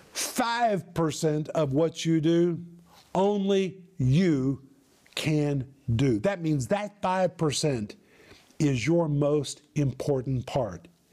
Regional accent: United States; moved away as an adult; now in former Soviet Union; people saw me as an American

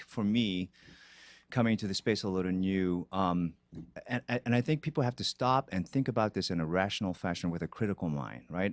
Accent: Brazil; moved away as an adult; also born or lived in Korea / Boston; now in Los Angeles, United States; was born in Korea. I was raised in Brazil

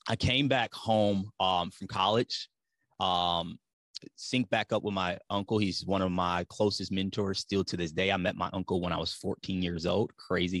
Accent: Ypsilanti, Michigan, United States; now in Tennessee, United States; I'm from Metro Detroit. Ypsilanti, Michigan is the city that I'm actually from

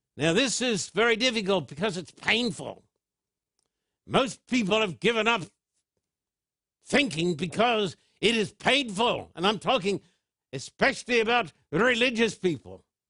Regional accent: United Kingdom; as a British citizen

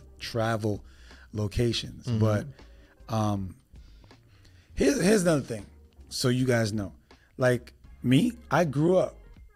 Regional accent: New York City, New York, United States; I'm originally from New York City, so we was able to leave New York and vacation.

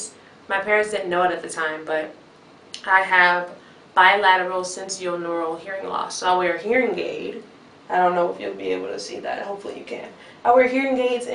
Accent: Chicago, Illinois, United States; I'm from Chicago, Illinois.

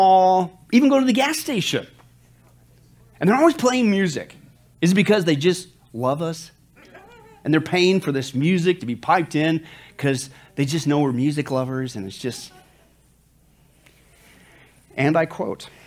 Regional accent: Kansas, United States; now in Las Vegas, United States; I grew up in the farm. I grew up in Kansas

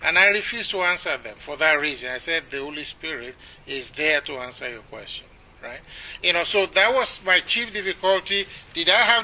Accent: Nigeria; moved away as an adult; also born or lived in Ibadan; now in United States; as a Nigerian

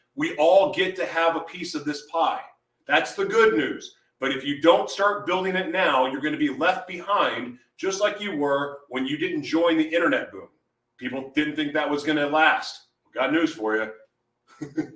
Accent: Oklahoma City, Oklahoma, United States; moved away; also born or lived in Hawaii; I grew up in Oklahoma City um, hmm. before I moved away.

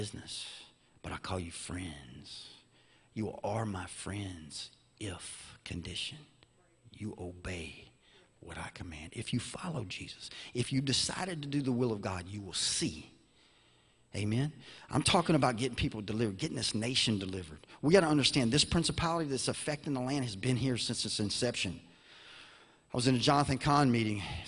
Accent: Baton Rouge, Louisiana, United States; I'm from Louisiana, so we had Katrina

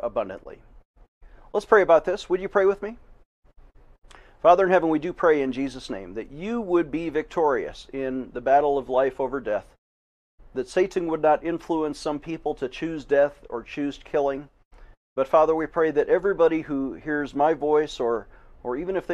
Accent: Buffalo, New York, United States; moved away as an adult; now in Colorado, United States; I was born and raised in Buffalo, New York

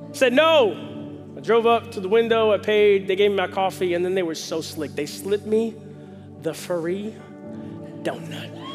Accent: the South, United States; I'm from the South.

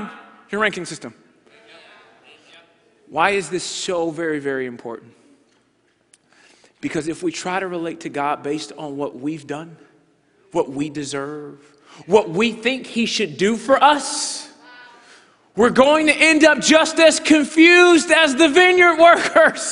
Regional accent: United States; we are from America

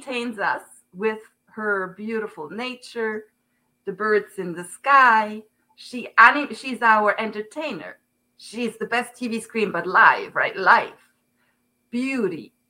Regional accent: Zurich, Switzerland; English is a second language; moved away as an adult; now in United States; I'm from Switzerland, Zurich

